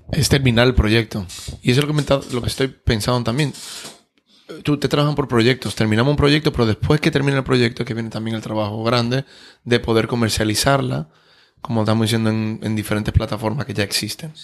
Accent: Dominican Republic

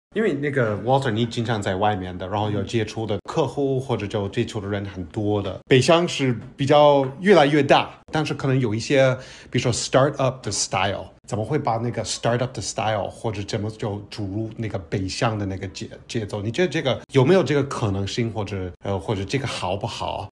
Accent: United States; 我来自美国

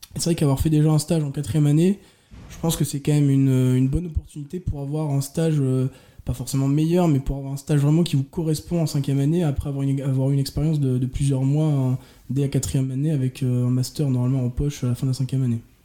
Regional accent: Orléans, Centre-Val de Loire, France; je viens d'Orléans

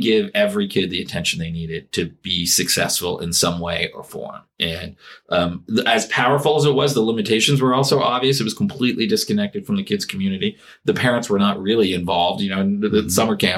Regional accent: Phoenix, Arizona, United States; also born or lived in Tempe, Arizona / New Haven, Connecticut; A local kid, kind of born and raised here in Phoenix

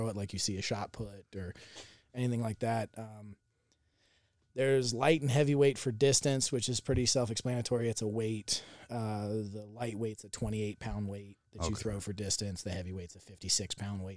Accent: Jacksonville, Florida, United States; I'm originally from Jacksonville, Florida

